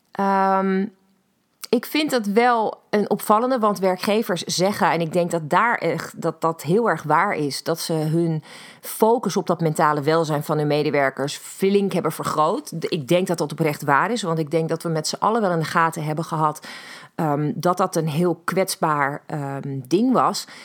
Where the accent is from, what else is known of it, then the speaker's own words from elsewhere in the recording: Netherlands; ik begrijp ook niet hoe wij als Nederlanders, ehm, maar met z'n allen als een soort van mak lammetje Ehm, ons laten drijven bepaalde kanten op